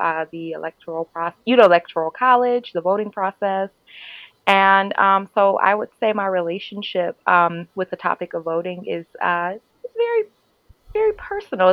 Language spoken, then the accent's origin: English; Detroit, Michigan, United States; I am from Detroit, Michigan